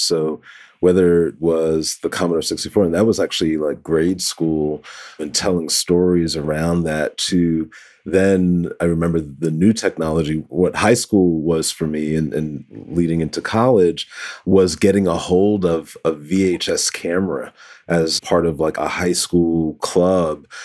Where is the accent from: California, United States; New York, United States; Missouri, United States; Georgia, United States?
New York, United States; New York City; I grew up in the Bronx, New York, the Boogie Down Bronx